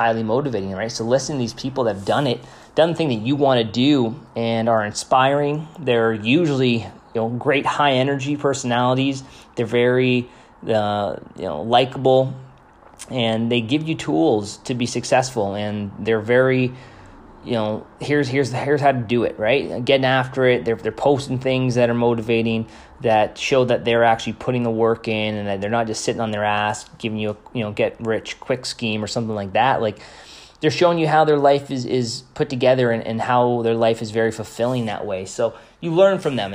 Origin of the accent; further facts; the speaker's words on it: Canada; I'm Canadian